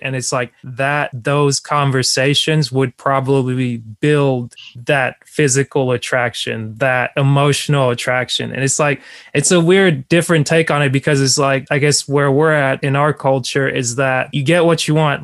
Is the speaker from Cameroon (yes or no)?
yes; Cameroon; moved away; my main nickname growing up in Cameroon and around my parents has always been …